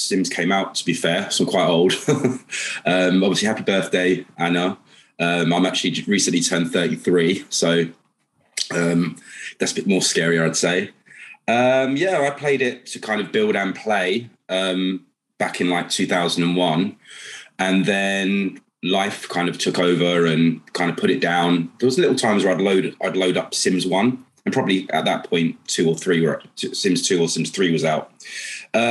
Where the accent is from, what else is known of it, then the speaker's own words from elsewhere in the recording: London, United Kingdom; I'm from London, working wealth banking